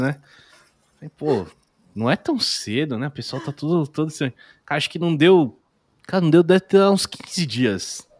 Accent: Indaiatuba, São Paulo, Brazil; Eu nasci em São Paulo, morei ali até uns 10 anos. Aí eu vim para Indaiatuba, que é interior de São Paulo

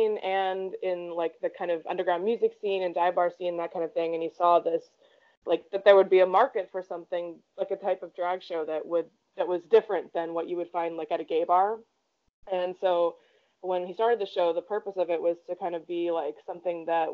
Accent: Pittsburgh, Pennsylvania, United States; moved away; I'm from Pittsburgh too originally

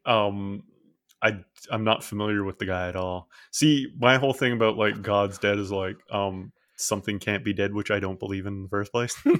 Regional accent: Newfoundland and Labrador, Canada; where I grew up, most people were Anglican, even though, uh, a lot of population of Newfoundland is Catholic, but there's almost no Catholics where I grew up.

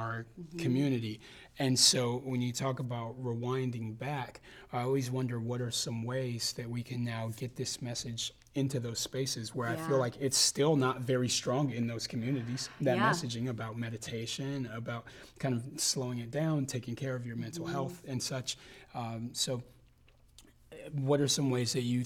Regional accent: Los Angeles, California, United States; growing up in South Central Los Angeles

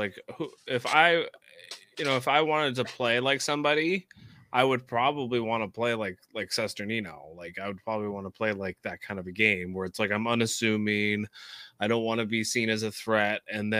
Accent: Canada; I would just say I'm Canadian.

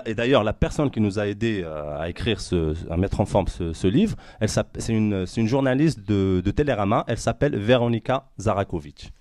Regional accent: Morocco; now in France; je suis marocain, je suis né dans ce pays, j'aime ce pays

